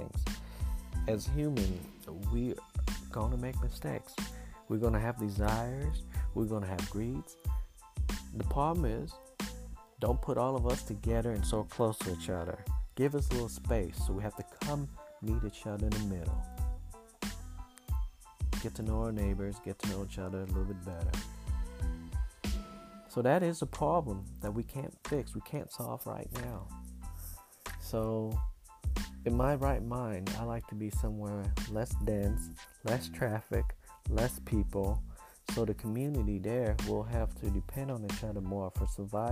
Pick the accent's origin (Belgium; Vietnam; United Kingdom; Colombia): Vietnam; now in United States; I grew up in Vietnam